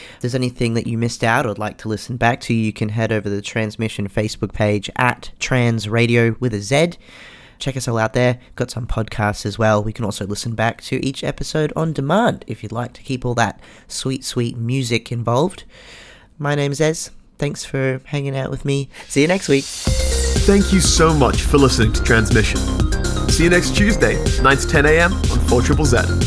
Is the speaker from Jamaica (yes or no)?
no; Australia; as an Australian trans kid.